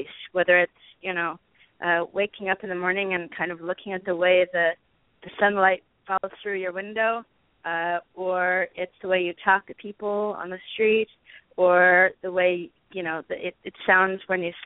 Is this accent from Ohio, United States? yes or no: no; Los Angeles, California, United States; I grew up around celebrities in Hollywood